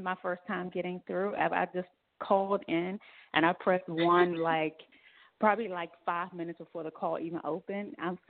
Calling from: Washington, District of Columbia, United States; I'm calling from Washington, D.C.

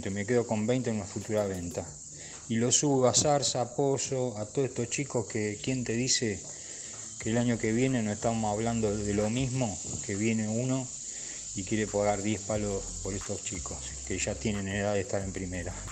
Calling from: Monte Grande, Buenos Aires Province, Argentina; de Montegrande.

